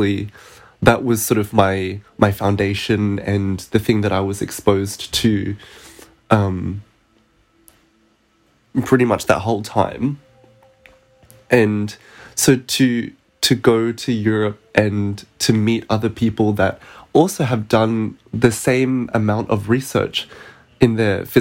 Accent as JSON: {"language": "English", "town": "Perth", "region": "Western Australia", "country": "Australia", "also_born_or_lived": "Melbourne", "moved": "yes", "said": "we're both from Perth"}